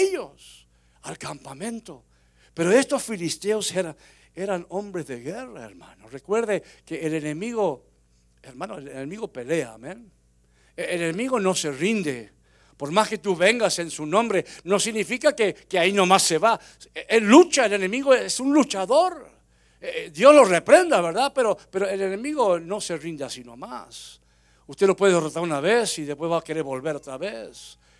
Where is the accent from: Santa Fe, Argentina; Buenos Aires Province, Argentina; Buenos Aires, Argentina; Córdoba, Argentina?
Córdoba, Argentina; Unquillo; moved away; also born or lived in Florida; mi pueblo Unquillo, allá en Córdoba, Argentina